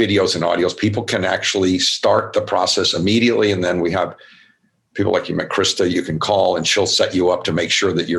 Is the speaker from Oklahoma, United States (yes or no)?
no; Louisville, Kentucky, United States; I grew up in Kentucky, Louisville, Kentucky